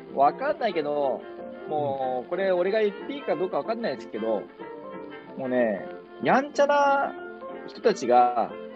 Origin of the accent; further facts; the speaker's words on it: rural Kumamoto, Japan; 俺熊本のど田舎で育ったんですよね。